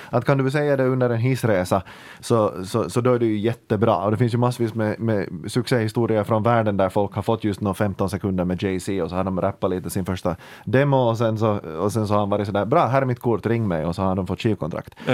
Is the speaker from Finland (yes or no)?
yes; Ekenäs, Uusimaa, Finland; jag kommer från Ekenäs